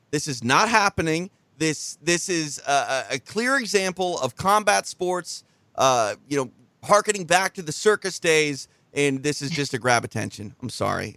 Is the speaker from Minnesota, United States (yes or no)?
yes; Minnesota, United States; moved away; Two, two Minnesotans on the line with you